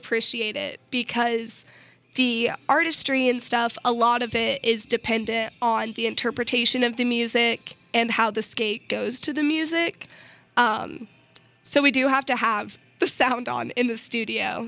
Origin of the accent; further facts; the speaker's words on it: Missouri, United States; I'm from Missouri